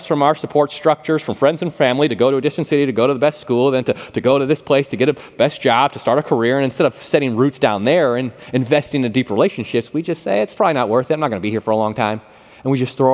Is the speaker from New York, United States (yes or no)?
yes; Buffalo, New York, United States; moved away; Growing up in Buffalo, New York, I never had a house or an apartment that had air conditioning in it